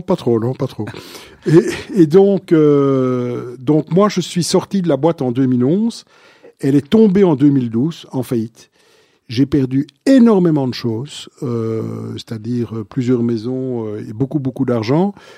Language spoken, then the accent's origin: French; Brussels, Brussels-Capital Region, Belgium; je suis bruxellois à la base, donc un, vrai de vrai bruxellois